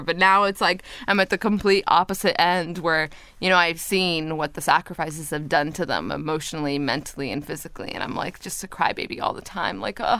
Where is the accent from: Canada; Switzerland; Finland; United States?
Canada; Toronto, Ontario; also born or lived in Montreal; And then when I was in Montreal, my sister was born. Then we moved from Montreal to Toronto, and then another sister was born, and I had a younger brother as well.